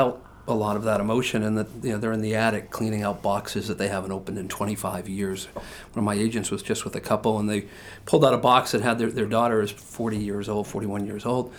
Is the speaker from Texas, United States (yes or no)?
no; Massachusetts, United States; now in Portland, United States; I was a Bates grad, and so I came from Massachusetts to Bates, Bates to New York.